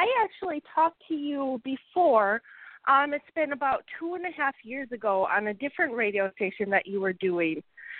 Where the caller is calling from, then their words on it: Wisconsin, United States; I'm calling from Wisconsin.